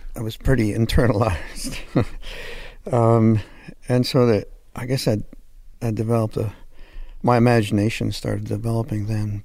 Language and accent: English; Hamilton, Ontario, Canada; moved away; also born or lived in Los Angeles, United States / Toronto, Canada; I'm French Canadian, but I grew up in Hamilton, which is near Toronto